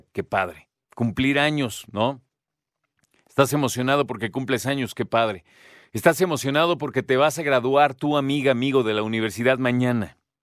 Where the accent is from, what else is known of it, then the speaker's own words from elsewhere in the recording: Mexico; como mexicanas y mexicanos